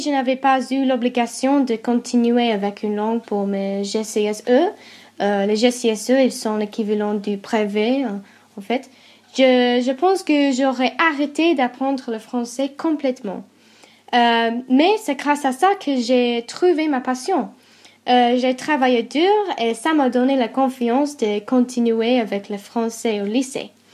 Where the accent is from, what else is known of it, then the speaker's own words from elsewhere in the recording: England, United Kingdom; French is a second language; j'ai été élevée en Angleterre